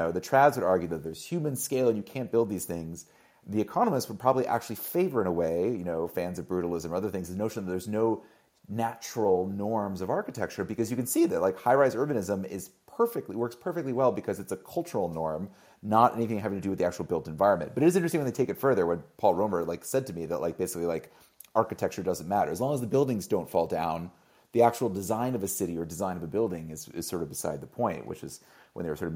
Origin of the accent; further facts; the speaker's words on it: Midwest, United States; as a Midwesterner